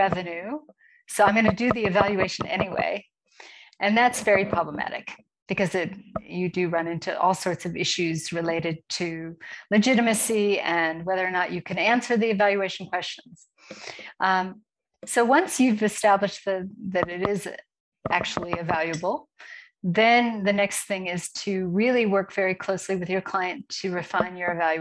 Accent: United States; moved away as an adult; now in Johannesburg, South Africa; I am actually an American, but I'm based in Johannesburg, South Africa.

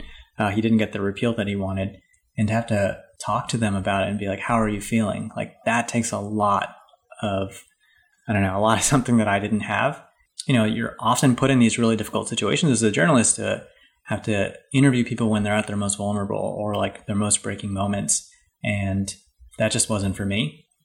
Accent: Hawaii, United States; moved away; also born or lived in Boston; I wrote for a paper back home. I'm from Hawaii

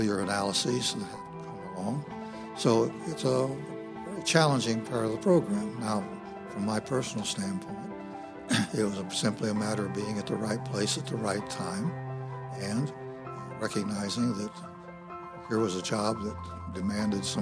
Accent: Fort Wayne, Indiana, United States; moved away; I was born and raised in Fort Wayne, Indiana

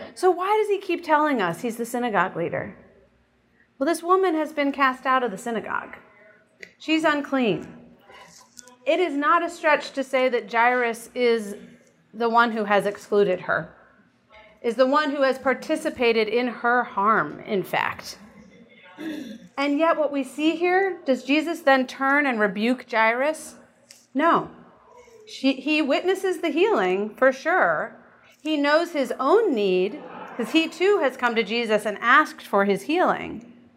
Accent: United States; as American Christians

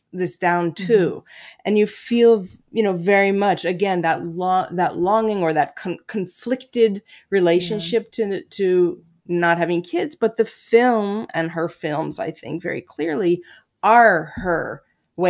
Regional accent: New York, United States; moved away as an adult; I still think of myself as a New Yorker, though I've lived there outside of New York for the last 20 years

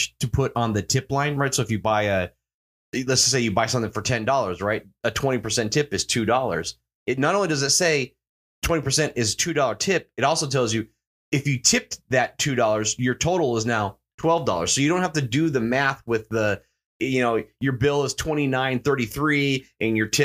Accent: Phoenix, Arizona, United States; moved away; I grew up in Phoenix

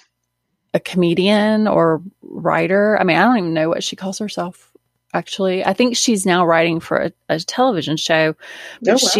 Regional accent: Alabama, United States; I'm from Alabama.

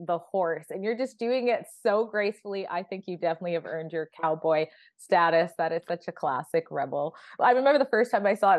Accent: Alberta, Canada; I was born in Alberta

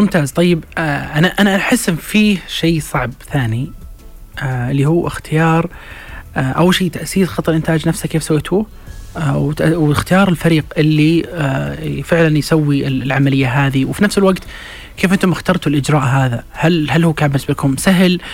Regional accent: Saudi Arabia; بالنسبة لنا إحنا كسعوديين

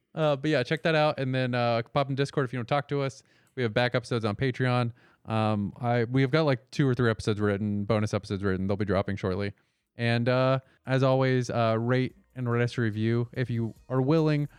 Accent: Florida, United States; moved away; I grew up in Florida where everybody also got surgery

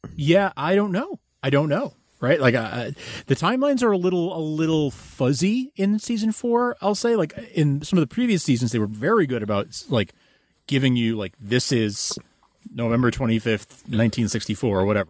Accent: United States; as an American

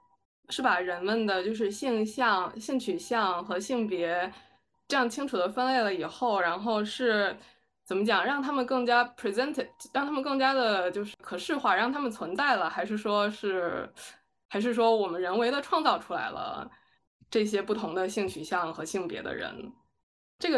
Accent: China; 我觉得我们中国人他其实就是没有意识形态跟意识形态分区分阵营，然后去进行抗斗争的这种传统。

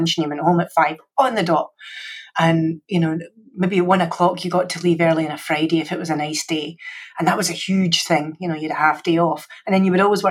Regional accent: Scotland, United Kingdom; accent: Scottish; moved away; I'm Scottish, so you had the English-based education, I had the Scottish-based education

